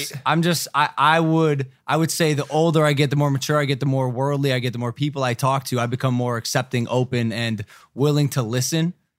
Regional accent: Ohio, United States; I'm from Ohio.

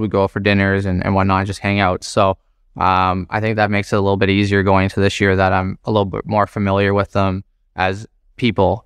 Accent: Toronto, Ontario, Canada; growing up in Scarborough, uh, everyone's a Toronto Maple Leaf fan

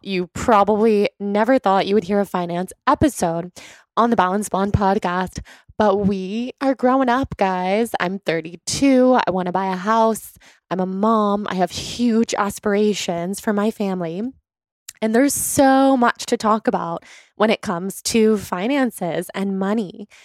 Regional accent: Sacramento, California, United States; we're both from Sacramento

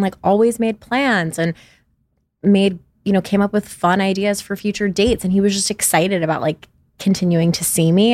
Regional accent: New York, United States; now in Los Angeles, United States; I'm from New York originally, and I live in Los Angeles.

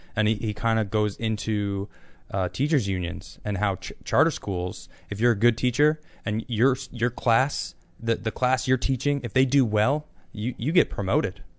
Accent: United States; moved away; also born or lived in Europe; I'm American

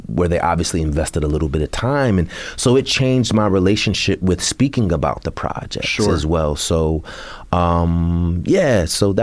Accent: Bay Area, California, United States; I'm from the Bay Area

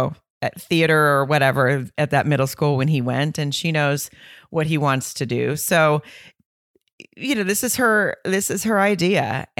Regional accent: the South, United States; I'm from the South. And I just feel like if I was walking around in my small hometown single, that's what somebody would say to me as I walked around.

